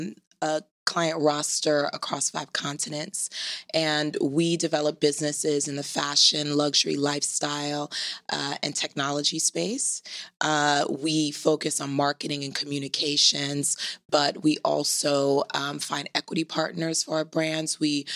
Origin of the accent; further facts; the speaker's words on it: New York City, New York, United States; also born or lived in Trinidad; I was born in Trinidad. Okay. And at a very early age, we moved to Flatbush, Brooklyn. Okay. And that's where I grew up. And I live in Greenwich Village now.